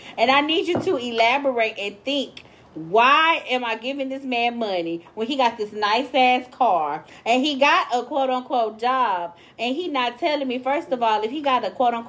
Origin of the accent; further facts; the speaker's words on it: Santa Barbara, California, United States; So let me start off by saying I'm from Santa Barbara, California. And I'm 19 years young.